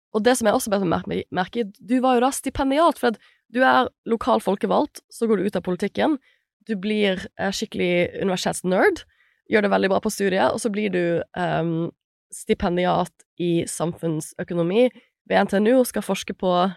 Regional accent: Bergen, Vestland, Norway; som bergenser

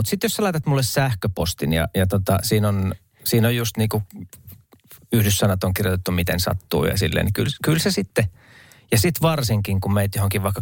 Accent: Luumäki, South Karelia, Finland; moved away; Mä olen Luumailta, ja. vaimo on Juupajoilta kotoisin ja siellä ei kummassakaan, siis ruotsi oli täysin vieras asia.

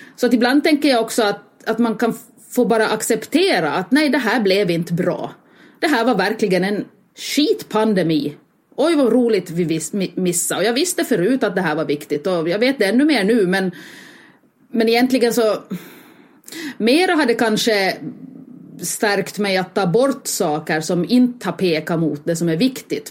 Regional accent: Finland; eftersom jag är finländare

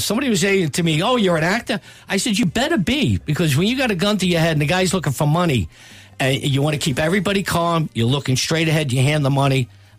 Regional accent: United States; Is this normal for an American landing in Dublin?

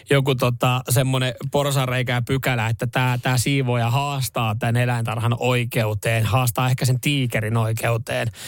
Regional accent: South Ostrobothnia, Finland; mä oon Etelä-Pohjanmaalta, mutta no. töissä on nyt tää varsinaa suomessa päin vaan

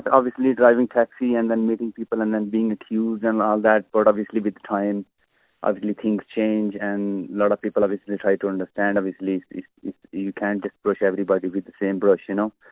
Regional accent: Pakistan; now in Ireland; dealing with Irish people, being a Pakistani person

